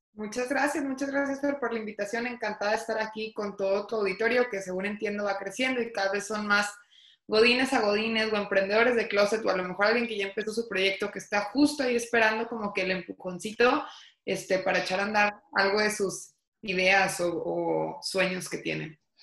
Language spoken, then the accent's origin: Spanish; Torreón, Coahuila, Mexico; soy originaria de Torreón, Coahuila